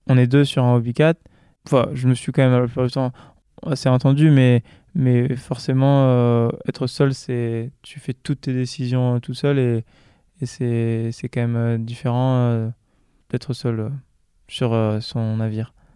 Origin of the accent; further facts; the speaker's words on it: New Caledonia; moved away as an adult; j'ai passé quasiment toute ma vie en Calédonie